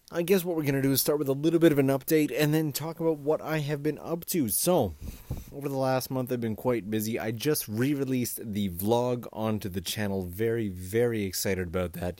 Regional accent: Kitchener-Waterloo, Ontario, Canada; moved away as an adult; also born or lived in Toronto; now in Japan; I come from Canada, and I come from a mid-sized town called K W. It's, it's not the biggest town in the world

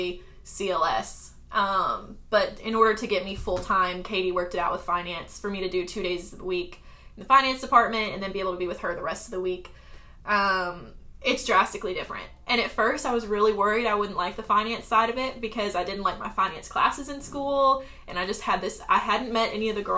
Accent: Arkansas, United States; moved away as an adult; also born or lived in Florida / South Carolina; now in Charleston, United States; I grew up in Arkansas

